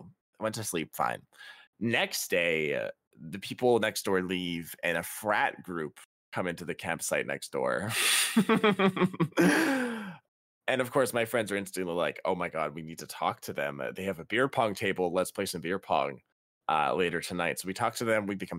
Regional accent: Canada; And I'm Canadian. The legal drinking age is 19 too.

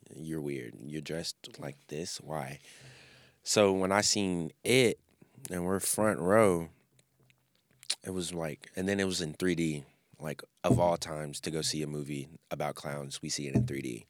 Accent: Memphis, Tennessee, United States; I grew up in Memphis

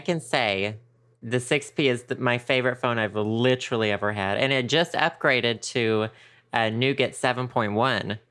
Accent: the South, United States; moved away; also born or lived in San Francisco / Seattle; we grew up in the South.

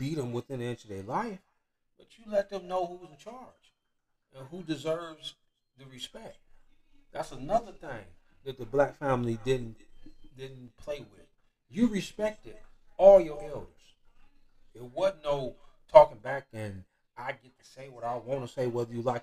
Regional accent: Detroit, Michigan, United States; I'm from Detroit

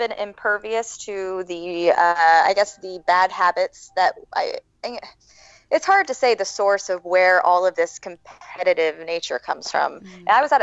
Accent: Orlando, Florida, United States; moved away as an adult; also born or lived in Atlantic City, New Jersey; I born and raised in Orlando, Florida

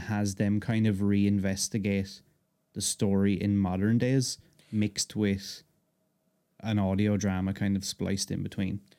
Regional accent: Ireland; I'm Irish

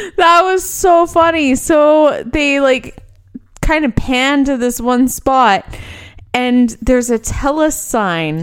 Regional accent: Edmonton, Alberta, Canada; born or raised there

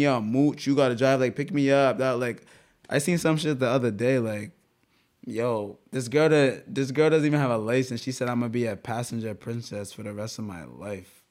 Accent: Rhode Island, United States; we're from Rhode Island, bro. Everybody knows everybody.

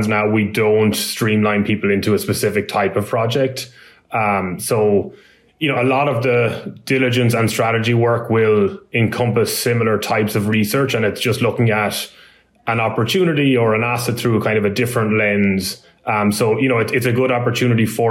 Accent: Ireland; moved away as an adult; also born or lived in Dublin, Ireland; now in United States; my accent isn't a US accent. I'm from Ireland originally, and I've been working in asset management in a company in Dublin

